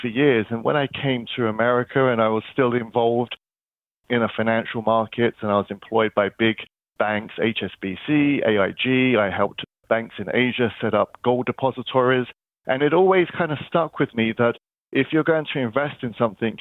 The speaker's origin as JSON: {"language": "English", "region": "London", "country": "United Kingdom", "tie": "born or raised there", "moved": "yes", "said": "I'm originally from London, and I kind of grew up in central London"}